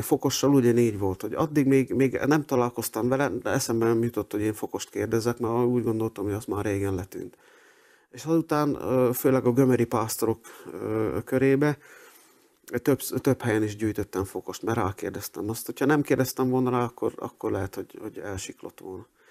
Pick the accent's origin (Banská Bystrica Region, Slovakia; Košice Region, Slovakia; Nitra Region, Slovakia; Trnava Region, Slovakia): Trnava Region, Slovakia; Dunajská Streda; moved away as an adult; also born or lived in Budapest; Dunaszerdehen születtem, ott is nőttem föl